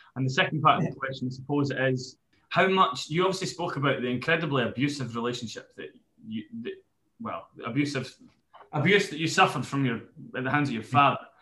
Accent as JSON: {"language": "English", "town": "Newbiggin", "country": "United Kingdom", "said": "I'm from New Biggin"}